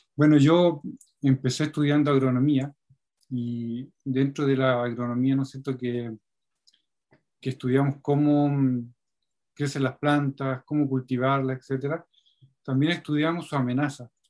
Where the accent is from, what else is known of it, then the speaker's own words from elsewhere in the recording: Talca, Maule, Chile; now in southern Chile; la zona de Talca, de donde yo vengo